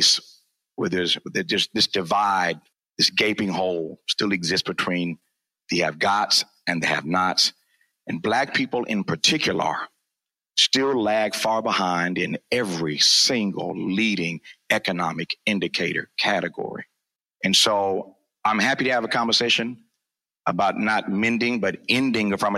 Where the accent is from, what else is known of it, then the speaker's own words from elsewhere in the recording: Indiana, United States; also born or lived in Mississippi; growing up in Indiana, in Mississippi